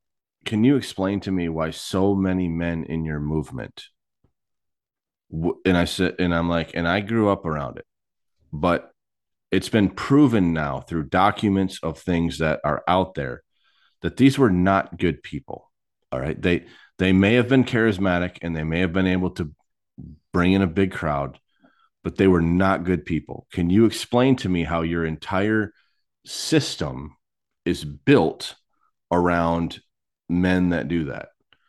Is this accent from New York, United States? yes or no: no; Michigan, United States; now in Texas, United States; Like, I came from Michigan to Texas.